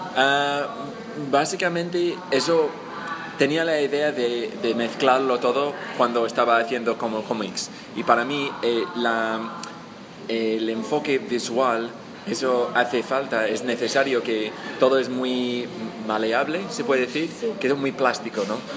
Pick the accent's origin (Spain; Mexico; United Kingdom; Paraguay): United Kingdom; England; Spanish is a second language; soy inglés, eh, estudié el español hace tiempo ya en la universidad